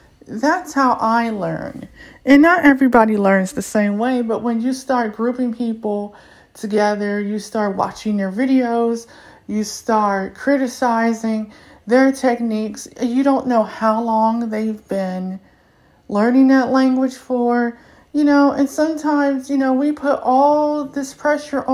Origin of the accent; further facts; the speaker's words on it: United States; first language English; being African-American